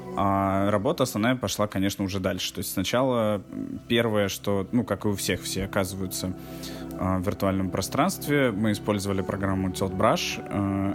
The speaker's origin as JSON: {"language": "Russian", "country": "Russia", "said": "Здесь я выступаю из России"}